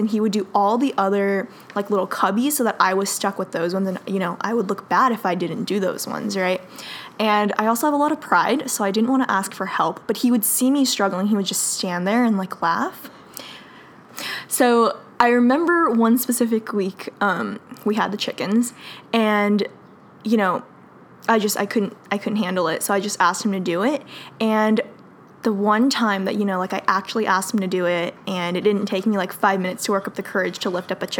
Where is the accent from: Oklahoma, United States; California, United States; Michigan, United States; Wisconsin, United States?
California, United States; Fremont; also born or lived in Davis, California; I grew up in Fremont